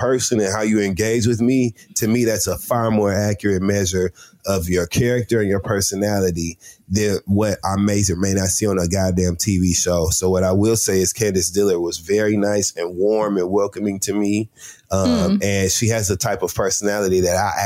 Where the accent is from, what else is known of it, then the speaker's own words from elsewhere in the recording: Flint, Michigan, United States; We're both from Flint, Michigan